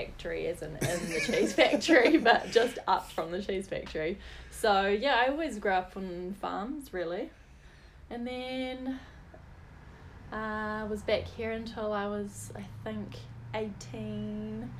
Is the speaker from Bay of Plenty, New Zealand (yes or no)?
no; New Plymouth, Taranaki, New Zealand; also born or lived in Opunake, New Zealand / United States; New Plymouth here. The first 3 years of my life, I lived on a cool little farm in Opunaki.